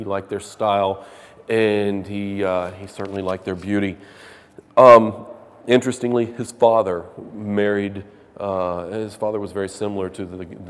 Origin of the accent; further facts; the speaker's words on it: Memphis, Tennessee, United States; you can tell I'm from Memphis.